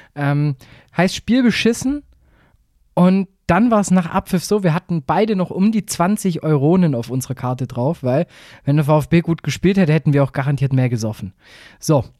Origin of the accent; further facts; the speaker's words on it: Swabia, Germany; ich bin selber Schwabe